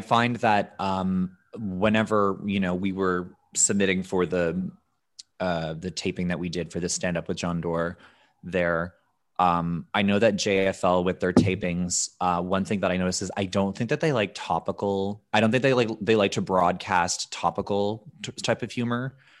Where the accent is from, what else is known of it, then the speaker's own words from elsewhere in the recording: Canada; I'm such a Canadian